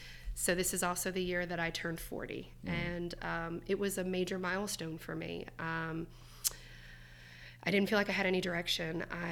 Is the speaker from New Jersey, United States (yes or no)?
yes; Seaside Heights, New Jersey, United States; I am originally from New Jersey.